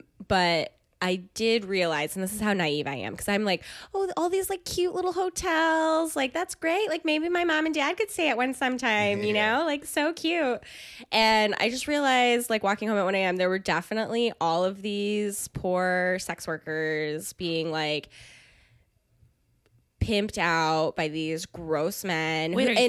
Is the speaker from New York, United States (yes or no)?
yes; Jamestown, New York, United States; also born or lived in Chicago; Jamestown, New York.